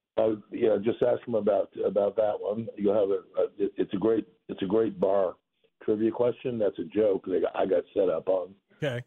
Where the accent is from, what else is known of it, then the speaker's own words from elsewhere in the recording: Boston, Massachusetts, United States; moved away; I was born in Boston.